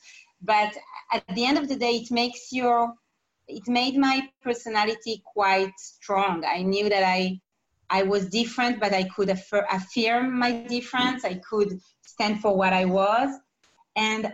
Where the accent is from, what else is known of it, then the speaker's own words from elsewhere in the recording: Ramat HaSharon, Tel Aviv District, Israel; I was raised in Ramat HaSharon.